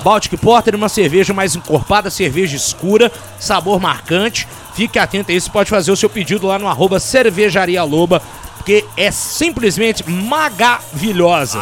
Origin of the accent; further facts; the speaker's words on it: Belo Horizonte, Minas Gerais, Brazil; moved away; also born or lived in Brasília / Salvador; eu sou um mineiro, né? Assim, nasci em Brasília, criado em Minas Gerais, fui para Salvador